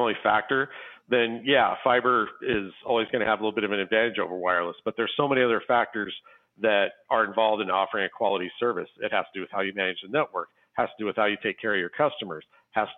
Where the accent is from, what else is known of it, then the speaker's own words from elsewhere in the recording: Scottsbluff, Nebraska, United States; my hometown, Scottsbluff and Gearing, Nebraska